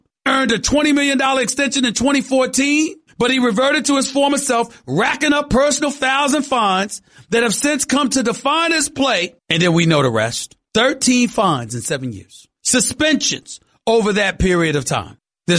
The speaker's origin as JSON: {"language": "English", "region": "the South", "country": "United States", "accent": "Southern drawl", "said": "My man JC and Jonathan Winthrop laughing at me, laughing at my Southern drawl and all of that other stuff."}